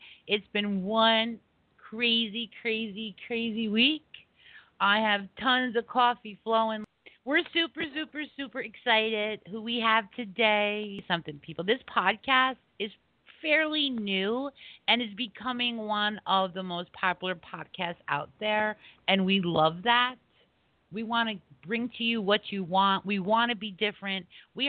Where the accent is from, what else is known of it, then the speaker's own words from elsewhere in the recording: East Coast, United States; We're from the East Coast. We all understand each other, right, Kevin?